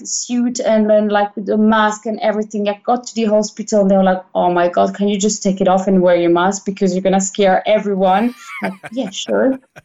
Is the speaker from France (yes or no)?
yes; Gap, Provence-Alpes-Côte d'Azur, France; English is a second language; moved away as an adult; now in Milan, Italy; In France, it wasn't like that because just, yeah, I mean, I'm from Gap, which is like countryside. Like I had the mountain, like the mountains right across the road.